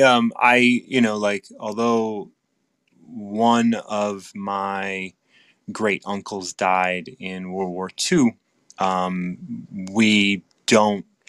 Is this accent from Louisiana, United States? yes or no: no; Chicago, Illinois, United States; having been born and raised in Chicago